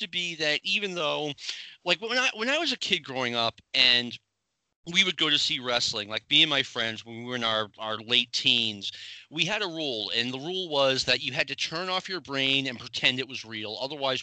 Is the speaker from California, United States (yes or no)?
no; Boston, Massachusetts, United States; I grew up around the Boston area